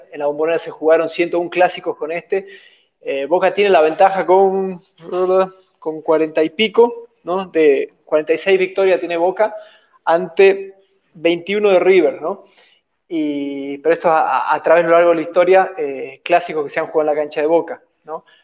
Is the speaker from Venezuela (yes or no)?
no; Bolivia; como bolivianos